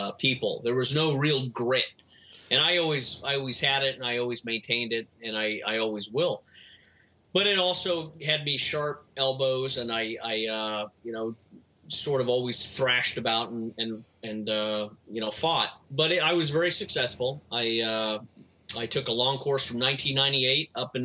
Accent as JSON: {"language": "English", "region": "California", "country": "United States", "tie": "born or raised there", "also_born_or_lived": "Washington, D.C.", "moved": "as an adult", "said": "I was raised in California"}